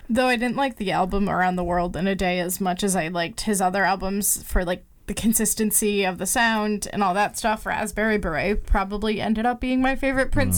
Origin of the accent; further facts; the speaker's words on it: Minnesota, United States; Being from Minnesota and like being involved in the music scene